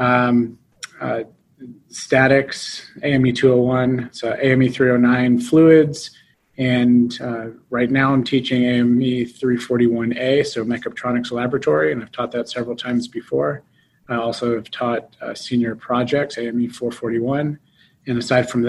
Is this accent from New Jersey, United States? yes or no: no; Las Vegas, Nevada, United States; moved away as an adult; Born and raised in Las Vegas, Nevada